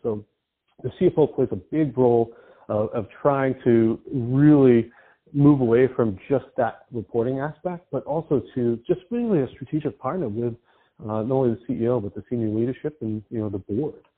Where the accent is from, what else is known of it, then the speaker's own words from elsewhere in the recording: East Coast, United States; I grew up on the East Coast